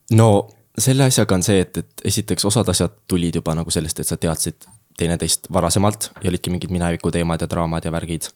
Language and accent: Estonian; Jüri, Harju County, Estonia; ma tulen Tallinna lähedalt hetkel. Äh, aga ma nimetan ennast tallinlaseks